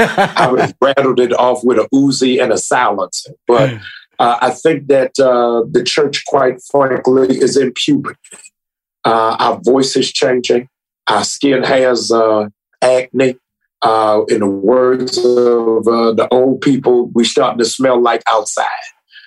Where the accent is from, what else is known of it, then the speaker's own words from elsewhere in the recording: Baltimore, Maryland, United States; also born or lived in Boston, United States; I am originally from Boston, Massachusetts. I was raised in Baltimore, Maryland.